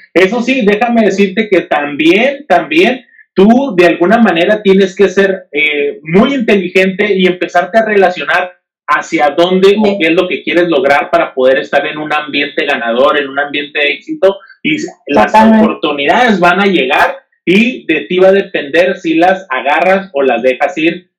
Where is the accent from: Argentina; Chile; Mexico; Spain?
Mexico; no soy el único mexicano que está buscando eso